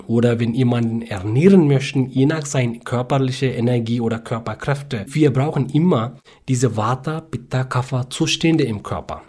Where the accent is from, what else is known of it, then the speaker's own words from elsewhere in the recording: South India, India; German is a second language; moved away as an adult; also born or lived in Bangalore, India; now in Rügen, Germany; Ja, ich komme aus Südindien in der Nähe näher von südwestlichen Küste äh, von ja. Indien.